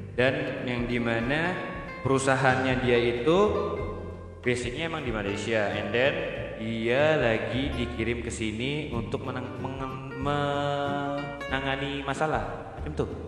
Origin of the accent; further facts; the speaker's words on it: Jakarta, Indonesia; saya dari Manggarai